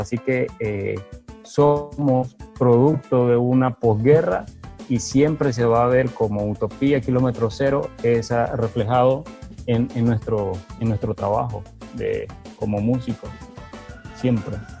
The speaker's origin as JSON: {"language": "Spanish", "country": "El Salvador", "tie": "born or raised there", "also_born_or_lived": "Nicaragua", "said": "yo nací en Nicaragua y mis padres se volvieron de regreso a El Salvador durante el proceso de, paz en el 91 y vine a conocer acá. Así que me, eh, me fui formando en el Bajo Lempa"}